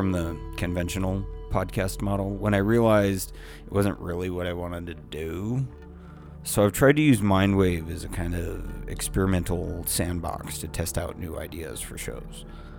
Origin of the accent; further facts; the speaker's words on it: San Diego, California, United States; I'm 35, and I'm from San Diego, and I'm an artist slash producer.